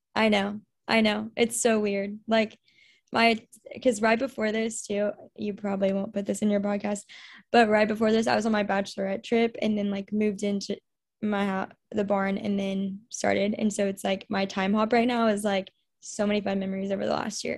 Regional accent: The Woodlands, Texas, United States; moved away as an adult; also born or lived in Louisiana; I am originally from the Woodlands, Texas. So, I'm from Houston area

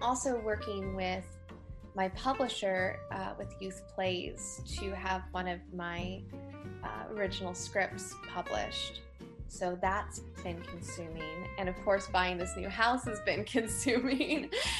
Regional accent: Ashland, Virginia, United States; also born or lived in Tennessee / Maryland; So I was born in Tennessee, and then we moved to Maryland and hit a few different places in Maryland while we were there. And finally, we came to Virginia.

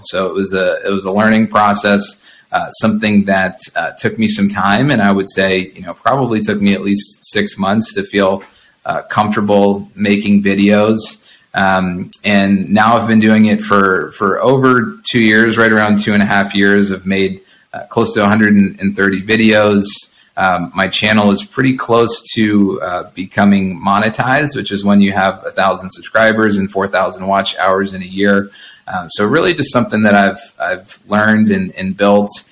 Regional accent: Ohio, United States; also born or lived in Boston / abroad; now in Monterey, United States; I grew up in Ohio and then lived in Boston and lived out of the country for, for around six years.

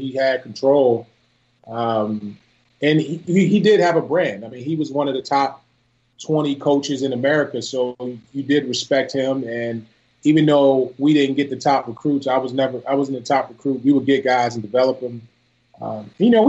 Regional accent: Philadelphia, Pennsylvania, United States; also born or lived in Chambersburg, Pennsylvania; I was raised in Philly. In seventh grade, I went away to a military school. It's in Chambersburg, Pennsylvania

